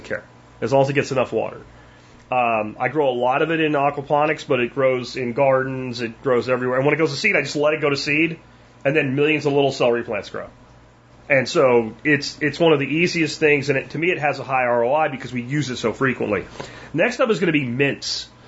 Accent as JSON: {"language": "English", "region": "Pennsylvania", "country": "United States", "tie": "born or raised there", "lives_now": "Texas, United States", "said": "when I grew up in Pennsylvania, it was like you literally had to lock your car in the summertime"}